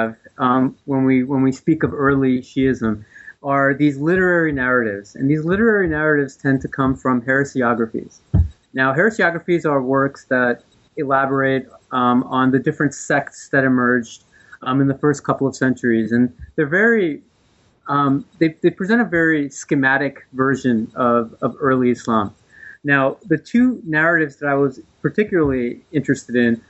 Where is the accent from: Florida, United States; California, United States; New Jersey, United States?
New Jersey, United States; born or raised there